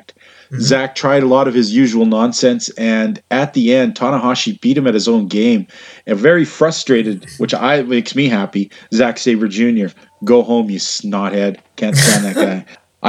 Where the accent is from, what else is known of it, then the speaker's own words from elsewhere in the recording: Western Canada, Canada; I'm from Western Canada